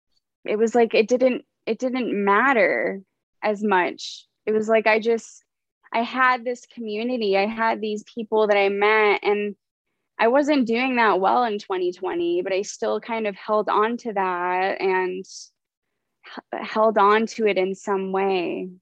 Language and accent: English; Canada; born there; also born or lived in United States; I was born in Canada, so I'm a Canadian citizen.